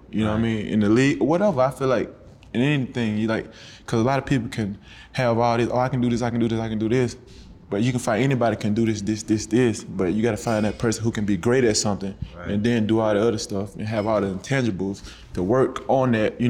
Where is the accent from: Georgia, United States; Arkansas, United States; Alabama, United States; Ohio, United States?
Alabama, United States; I'm from the South. I'm from Little Alabama, so like I'm used to hurricanes.